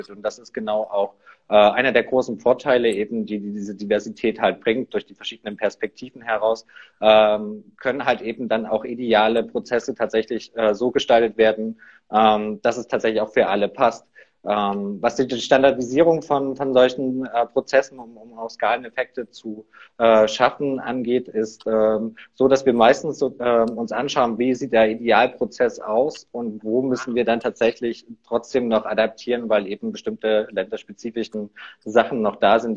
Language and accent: German; Saxony, Germany; Nee, ursprünglich komme ich aus der Nähe von Leipzig.